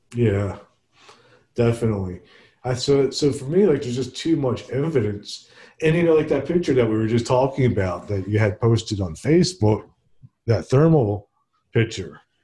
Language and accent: English; Princeton, New Jersey, United States; Princeton, which is my hometown